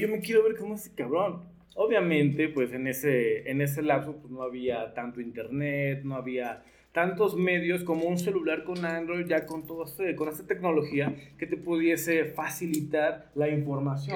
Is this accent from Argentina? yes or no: no; Nezahualcóyotl, State of Mexico, Mexico; Soy de Nesa